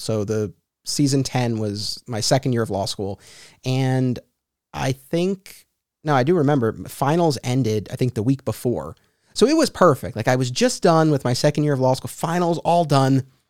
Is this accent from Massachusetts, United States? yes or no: no; Hartsdale, New York, United States; I grew up in Hartsdale, and that's where I was still living at the time